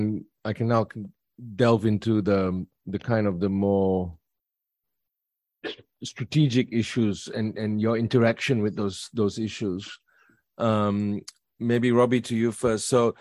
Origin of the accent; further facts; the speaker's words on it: Malaysia; now in Australia; both growing up in Malaysia and working there in the 90s